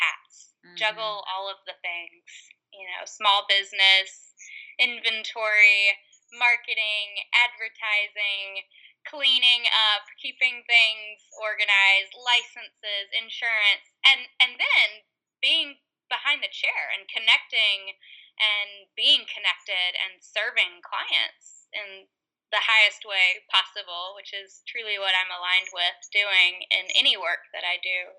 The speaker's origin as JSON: {"language": "English", "region": "North Carolina", "country": "United States", "also_born_or_lived": "Las Vegas, Nevada", "said": "I'm from North Carolina, but I was living in Las Vegas, Nevada when I had him"}